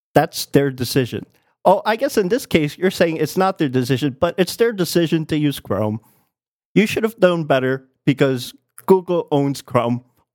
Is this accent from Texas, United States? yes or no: no; New York City, New York, United States; I grew up in the Bronx.